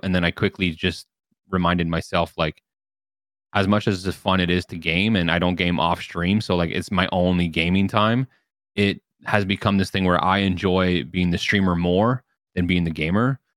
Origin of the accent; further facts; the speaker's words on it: Canada; I'm Canadian